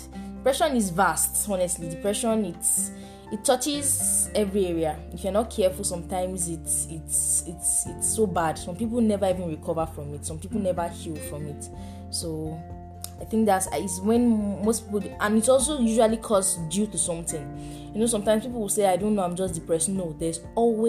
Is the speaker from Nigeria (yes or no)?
yes; Nigeria; as an African, in fact, as a Nigerian